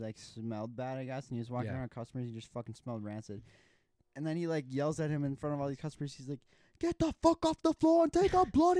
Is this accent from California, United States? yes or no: yes; California, United States; growing up in California